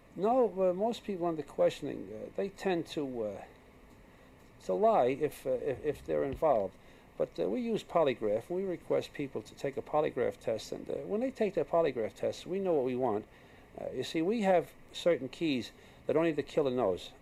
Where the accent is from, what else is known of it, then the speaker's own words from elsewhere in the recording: New York, United States; I was born in New York and uh, I was born in the streets. I was born in an Irish neighborhood